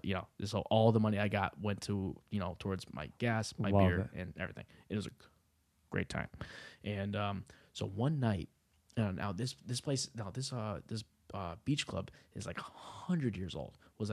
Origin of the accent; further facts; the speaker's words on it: New England, United States; I grew up in New England, so apparently there's some houses that are like the most haunted places on earth.